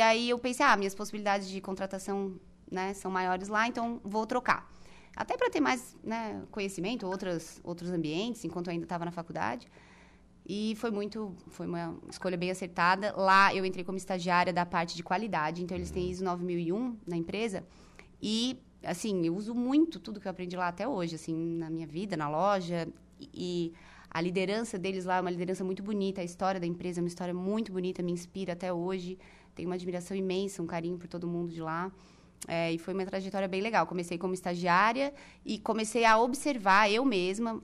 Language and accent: Portuguese; Araranguá, Santa Catarina, Brazil; now in Florianópolis, Brazil; tive minha infância muito feliz aqui em Aranaguá, na rua